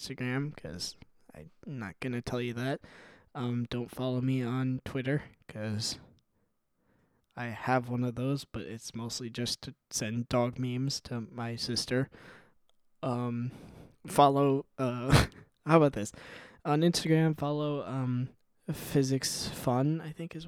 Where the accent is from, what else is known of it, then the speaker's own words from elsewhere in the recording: Midwest, United States; I'm from the Midwest